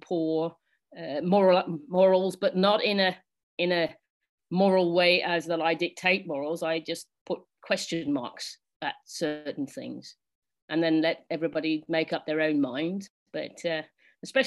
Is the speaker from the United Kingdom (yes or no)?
yes; England, United Kingdom; now in Netherlands; I'm English, and because I live in Holland, I can't vote in England